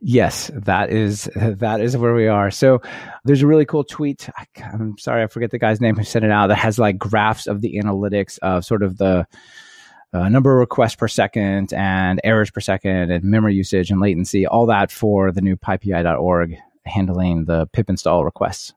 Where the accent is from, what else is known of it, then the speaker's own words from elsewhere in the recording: United States; growing up in the United States definitely, at least puts, I felt like put me at a disadvantage